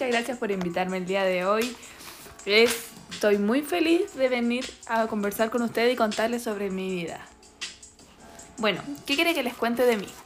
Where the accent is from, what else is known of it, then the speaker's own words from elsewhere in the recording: Chile; Soy una filósofa chilena, autora de una veintena de libros y miembro de la Academia Chilena de la Lengua